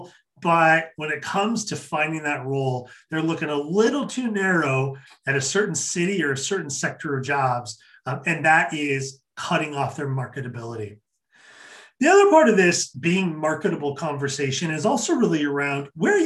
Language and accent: English; Kennewick, Washington, United States; Kennewick, Washington. Shout out to my hometown